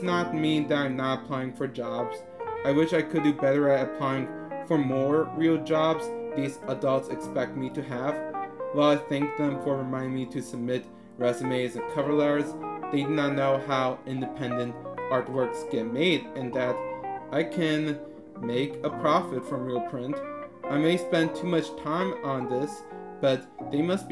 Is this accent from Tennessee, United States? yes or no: no; North Chicago suburbs, Illinois, United States; I'm from the North Chicago suburbs